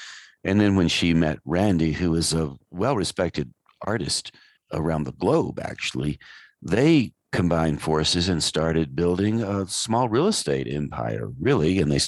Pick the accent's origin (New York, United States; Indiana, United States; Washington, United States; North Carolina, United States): North Carolina, United States; Asheville; I grew up in Asheville. I remember the environment back in the 50s.